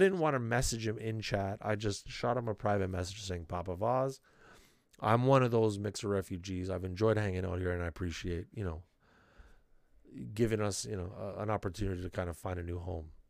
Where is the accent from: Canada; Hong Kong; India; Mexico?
Canada; being extra Canadian